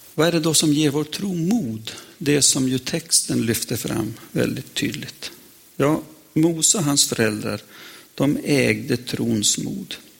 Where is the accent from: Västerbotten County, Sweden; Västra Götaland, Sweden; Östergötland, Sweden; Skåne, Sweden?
Västerbotten County, Sweden; jag lärde mig hemma i Västerbotten